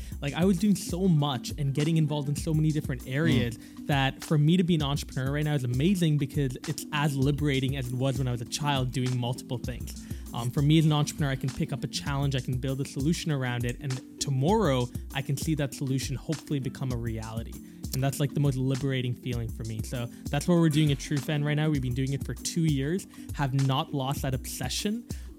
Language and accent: English; Singapore; And I think that comes from my Singaporean heritage. I was born and raised in Singapore, a very competitive place.